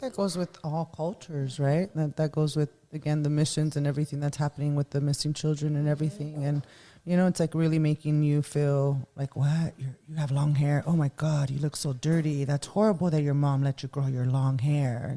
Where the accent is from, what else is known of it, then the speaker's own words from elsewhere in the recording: Los Angeles, California, United States; I was born and raised in Boyle Heights